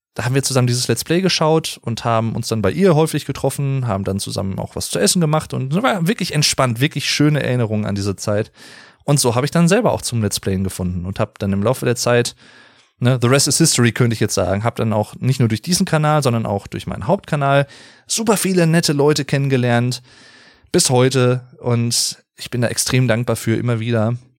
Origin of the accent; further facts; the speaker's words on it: Germany; hier in meiner Heimatstadt